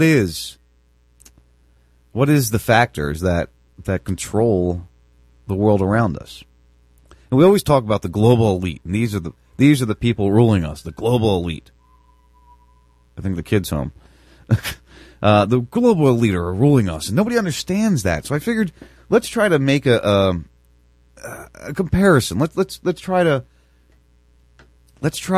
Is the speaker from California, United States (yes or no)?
no; New Jersey, United States; I grew up in Jersey. I grew up where the mafia was prevalent.